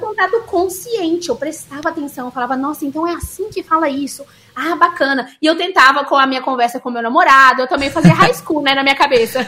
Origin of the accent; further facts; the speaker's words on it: Minas Gerais, Brazil; accent: mineiro; eu tenho sotaque de mineira porque eu cresci em Minas, meus pais são mineiros